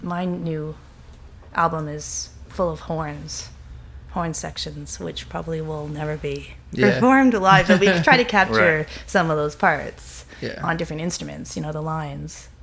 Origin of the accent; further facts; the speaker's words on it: Toronto, Ontario, Canada; also born or lived in Montreal; I grew up in Toronto